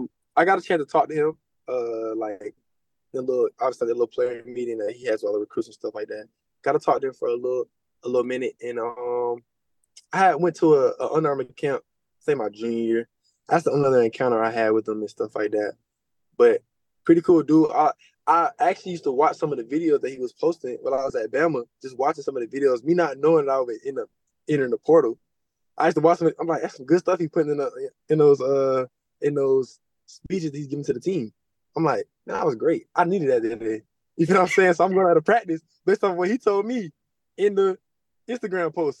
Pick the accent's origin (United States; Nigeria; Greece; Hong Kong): United States; Florida; moved away as an adult; also born or lived in Alabama; me growing up in Florida